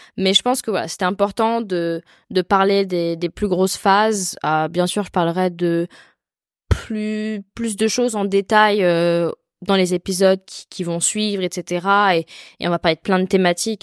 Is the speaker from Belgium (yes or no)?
no; France; je suis française